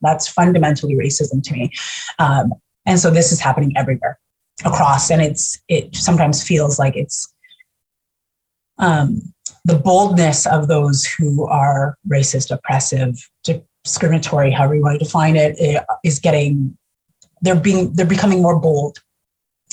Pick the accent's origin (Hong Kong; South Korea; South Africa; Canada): Canada; Winnipeg, Manitoba; But I was born and raised in Winnipeg. My whole life, all I know is this city.